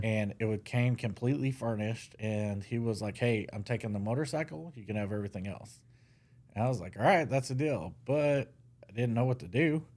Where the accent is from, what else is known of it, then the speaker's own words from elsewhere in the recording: Mesquite, Texas, United States; I was born in Mesquite